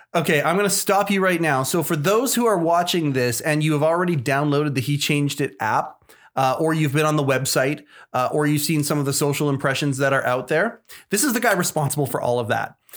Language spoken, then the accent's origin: English; Canada; I'm born and raised here in Canada